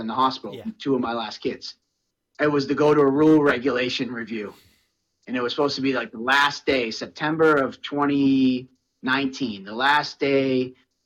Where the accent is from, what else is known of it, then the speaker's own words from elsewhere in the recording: Massachusetts, United States; also born or lived in Plymouth, Massachusetts; I live in Plymouth and I'm in Massachusetts